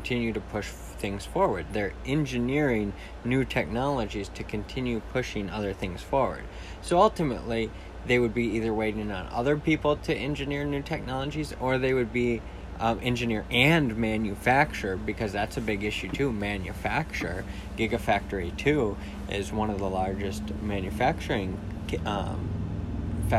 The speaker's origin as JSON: {"language": "English", "town": "Jackson", "region": "Michigan", "country": "United States", "tie": "born or raised there", "said": "in my hometown"}